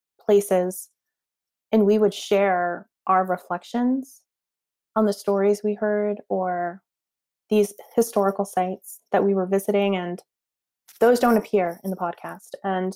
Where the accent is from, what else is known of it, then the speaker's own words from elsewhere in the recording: Northeast, United States; He grew up in the South, I grew up in the Northeast, and we still have this shared experience.